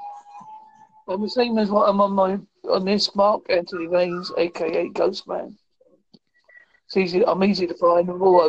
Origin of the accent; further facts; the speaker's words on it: Holsworthy, South West England, United Kingdom; I'm from Holsworthy.